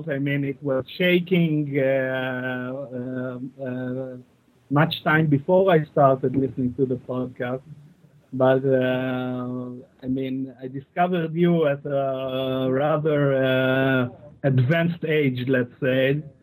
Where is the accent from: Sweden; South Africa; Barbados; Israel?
Israel; I'm from Israel.